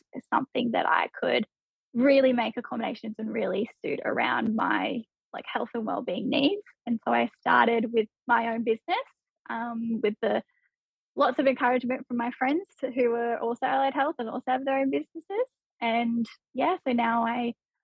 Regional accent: Hunter Valley, near Newcastle, New South Wales, Australia; also born or lived in Tamworth, New South Wales / Melbourne, Victoria; moved in near Newcastle in the Hunter Valley, so it's about an hour in from the beach. Lived there for most of my childhood.

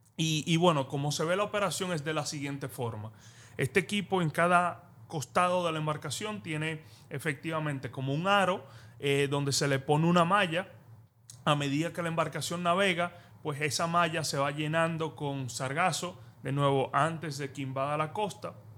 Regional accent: Dominican Republic; yo como dominicano

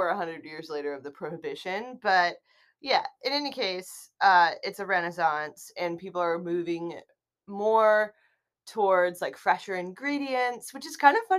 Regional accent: Midwest, United States; I'm from the Midwest

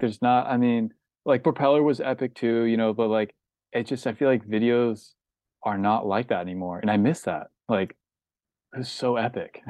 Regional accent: Snohomish, Washington, United States; also born or lived in Maltby, Washington; now in Los Angeles, United States; I grew up kind of in Snohomish, but I kinda grew up next to Lake Stevens

